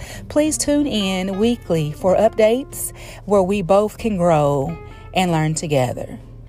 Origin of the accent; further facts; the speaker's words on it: Kentucky, United States; I am from Kentucky.